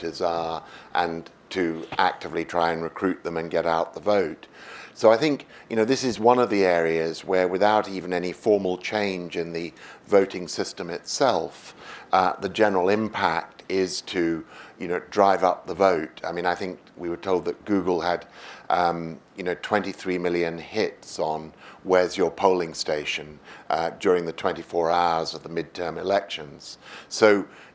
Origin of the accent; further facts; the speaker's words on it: United Kingdom; as a Brit